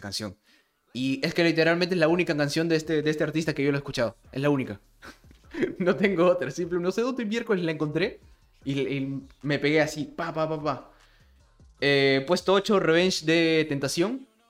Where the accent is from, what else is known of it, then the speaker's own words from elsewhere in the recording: Peru; yo soy de Perú